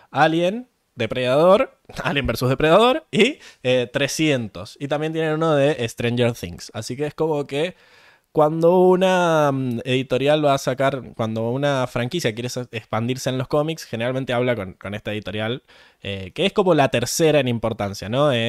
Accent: Mendoza, Argentina; nosotros somos de Mendoza. De Mendoza.

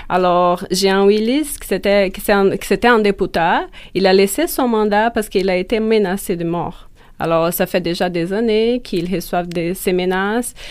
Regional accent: Brazil; moved away as an adult; now in Montreal, Canada; en tant que brésilienne, en tant que, chercheuse féministe

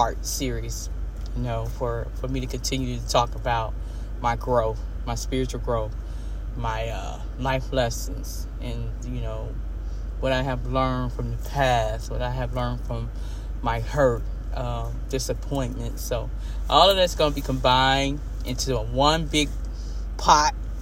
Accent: Homestead, Florida, United States; moved away as an adult; I was living and growing up in Homestead, Florida City

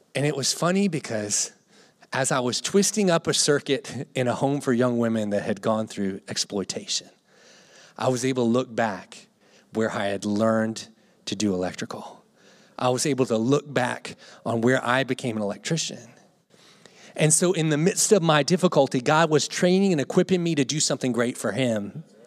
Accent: Gloucester, Virginia, United States; moved away; I grew up here in Gloucester

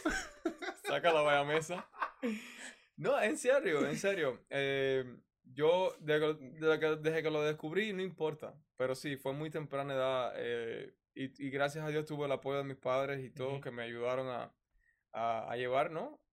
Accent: Cuba; moved away as an adult; soy un cubano

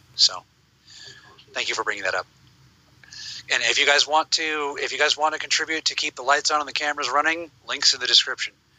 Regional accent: United States

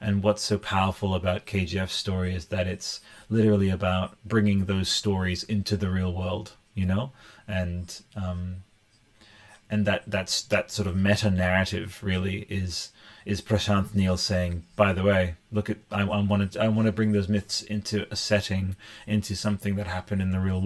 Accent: Newcastle, New South Wales, Australia; now in Canberra, Australia; I am from Canberra. Well, I was born in Newcastle, in here in here in Australia. And yeah, but I live in Canberra

